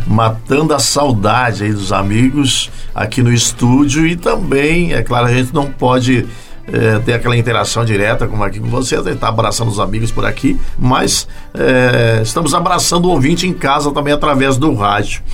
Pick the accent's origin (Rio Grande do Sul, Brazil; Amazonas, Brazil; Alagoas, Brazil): Rio Grande do Sul, Brazil; Tuparendi; Eu sou daquela região, sou natural de Tuparendi